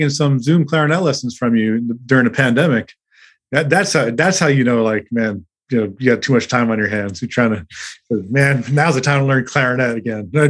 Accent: Mississippi, United States; I grew up in Mississippi. You know, I'm from

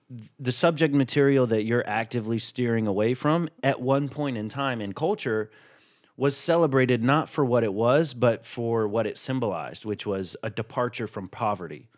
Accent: Chattanooga, Tennessee, United States; a diverse upbringing even though I'm from Chattanooga, Tennessee

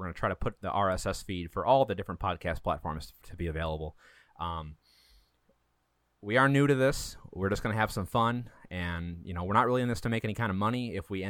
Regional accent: Wisconsin, United States; That's right. That's our Wisconsin blood.

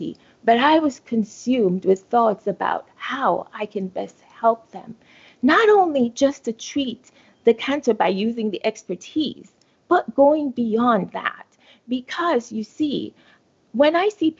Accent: Jamaica; moved away as an adult; I was born in Jamaica, right? And I attended undergraduate school there, University of the West Indies

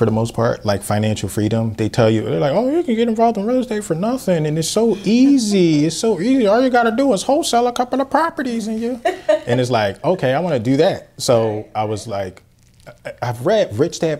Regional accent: Philadelphia, Pennsylvania, United States; I grew up here, born and raised in Philadelphia.

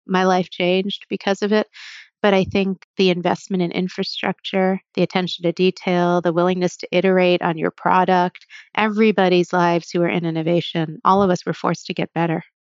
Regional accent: New Jersey, United States; also born or lived in New Haven; when I was younger, I grew up in Jersey

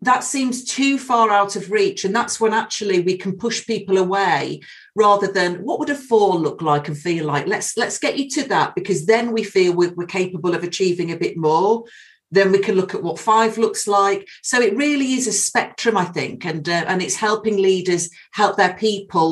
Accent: United Kingdom; being British

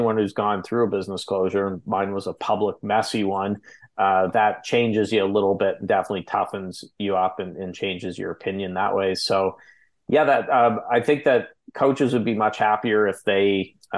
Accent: Canada; we're Canadian, you

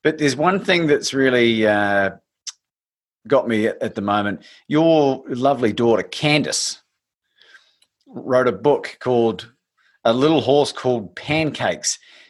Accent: New Zealand; I'm a New Zealander and I will always support New Zealand in sport.

